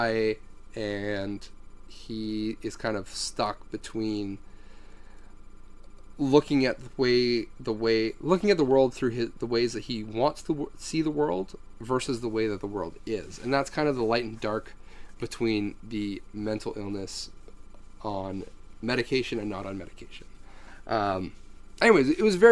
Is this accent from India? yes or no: no; Canada; As a Canadian